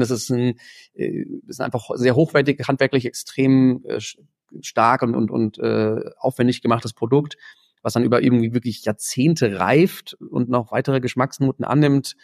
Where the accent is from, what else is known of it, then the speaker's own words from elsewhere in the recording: Germany; als Deutsche, als internationale Studenten